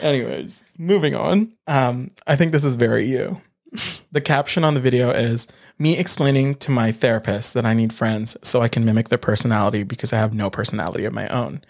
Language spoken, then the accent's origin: English; Canada; we're Canadian.